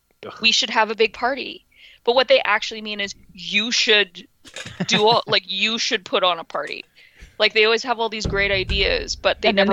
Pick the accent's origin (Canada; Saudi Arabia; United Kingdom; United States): Canada; Winnipeg, Manitoba; I grew up in Winnipeg, right?